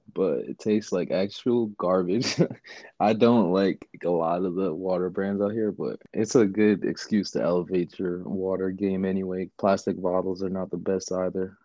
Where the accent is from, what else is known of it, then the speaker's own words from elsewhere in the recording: New York City, New York, United States; also born or lived in Jersey City, New Jersey; now in California, United States; I'm from Queens. Mm. I grew up in Queens.